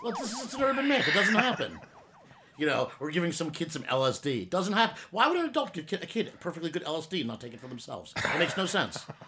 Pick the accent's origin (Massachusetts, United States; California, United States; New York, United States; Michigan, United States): New York, United States; I'm a Jew from Brooklyn